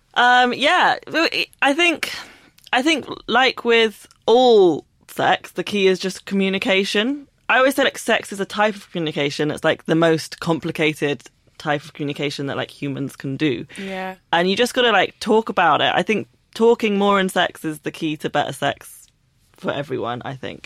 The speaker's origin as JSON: {"language": "English", "region": "London", "country": "United Kingdom", "tie": "born or raised there", "said": "I grew up in London"}